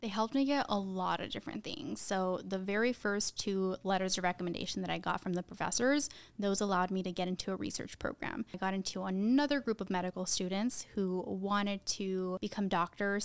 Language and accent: English; Tucson, Arizona, United States; we grew up in Tucson